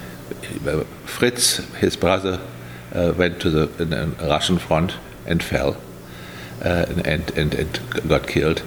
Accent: Berlin, Germany; also born or lived in Palm Desert, California; I was born on the 31st of March in 1943, and I was born in Berlin

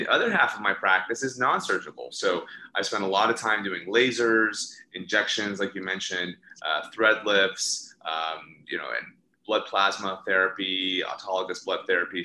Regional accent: Indiana, United States; now in Los Angeles, United States; I'm originally from Indiana. So I was born and raised in Indiana

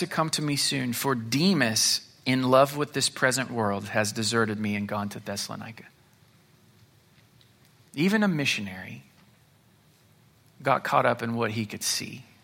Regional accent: United States; I'm from the United States

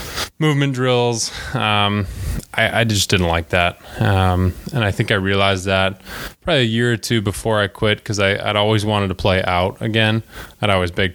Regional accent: Calgary, Alberta, Canada; moved away; I'm from Calgary, Alberta, Canada.

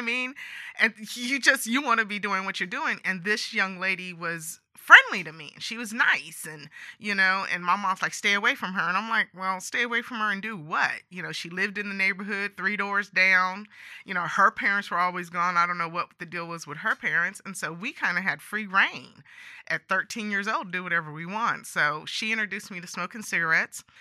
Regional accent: San Joaquin Valley, California, United States; I grew up in California, um, and I grew up in the San Joaquin Valley

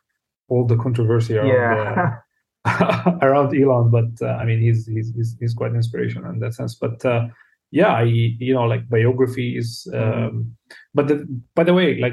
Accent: South Lebanon, Lebanon; I was born in Lebanon. In the south of Lebanon, grew up in a relatively poor family.

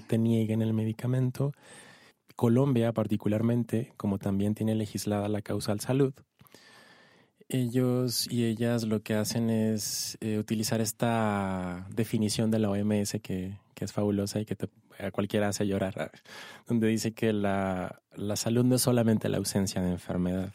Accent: Ciudad Juárez, Chihuahua, Mexico; now in Mexico City, Mexico; Yo soy de Ciudad Juárez, de Chihuahua

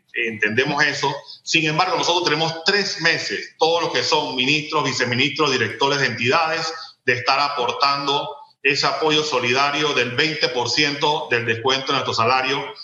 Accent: San Miguelito, Panama; Yo que soy de barrios populares, que todavía vivo en el distrito de San Miguelito

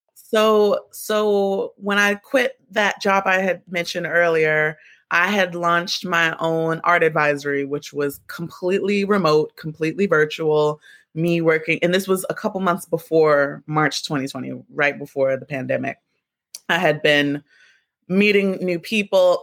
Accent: Baltimore, Maryland, United States; moved away; also born or lived in New York; I'm from Baltimore, both of my parents are from uptown New York

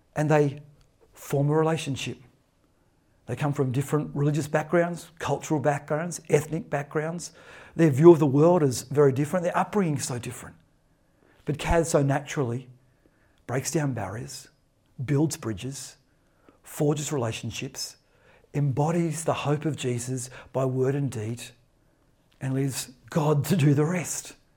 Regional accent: Australia; That's who we are as a mission people, as Australian Baptists around this nation

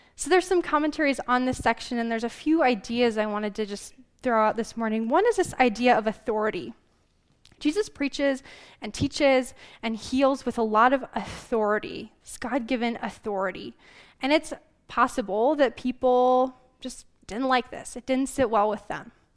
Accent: Glendive, Montana, United States; moved away; I was born and raised in Glendive, in eastern Montana

